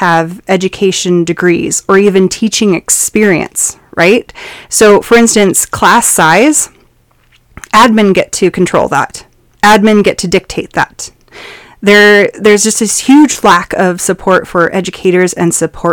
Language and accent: English; Montana, United States; I come from Montana